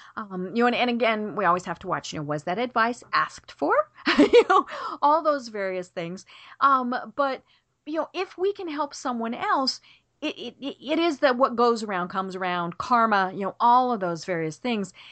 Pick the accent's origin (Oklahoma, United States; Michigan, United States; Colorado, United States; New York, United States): Colorado, United States; I'm from Colorado